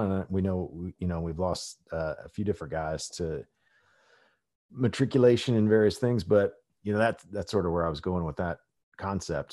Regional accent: Midwest, United States; growing up in the Midwest

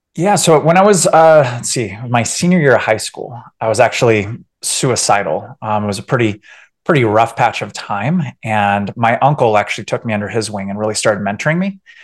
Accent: San Diego, California, United States; moved away as an adult; also born or lived in Orange County, California; now in Colorado, United States; originally from San Diego, Orange County, and then uh, yeah, my my wife and I we actually we left in 2016

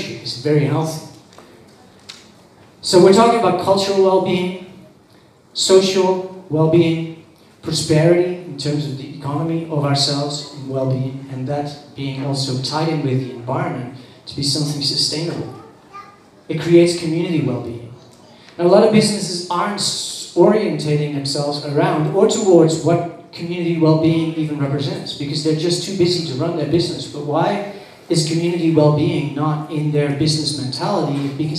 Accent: Netherlands; now in Bali, Indonesia; I was born in the Netherlands

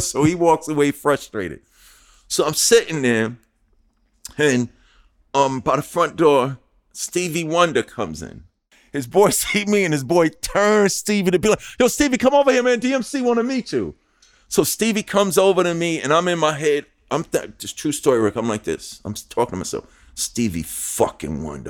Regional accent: New York City, New York, United States; moved away; also born or lived in New Jersey; from Hollis, Queens, New York.

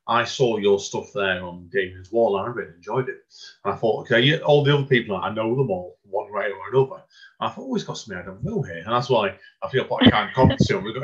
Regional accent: Hazel Grove, North West England, United Kingdom; because obviously we are from Hazel Grove, and that's why I thought to you straight away about, about the Write Out Loud Stockport group that me and Amanda go to over at the art gallery

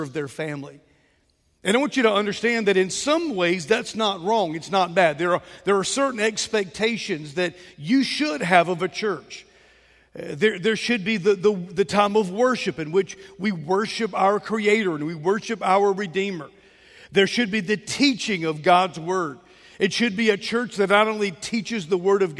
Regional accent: Mobile, Alabama, United States; I grew up in West Mobile off Moffett Road, and I remember as a boy, there was a Gulf station there

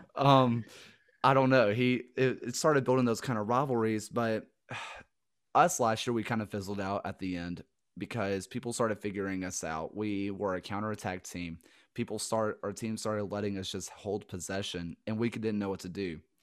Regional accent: the South, United States; accent: Southern; being from the South

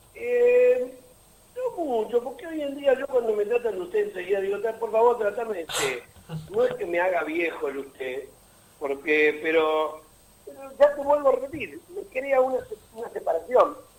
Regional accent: Mar del Plata, Buenos Aires Province, Argentina; Mar del Plata, mi ciudad natal

